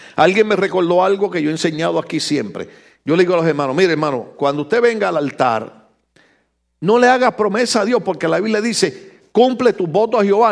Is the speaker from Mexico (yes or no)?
no; Puerto Rico; moved away; yo como boricua